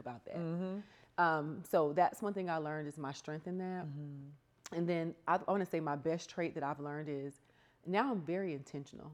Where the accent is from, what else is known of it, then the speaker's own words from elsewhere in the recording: the South, United States; I grew up in the South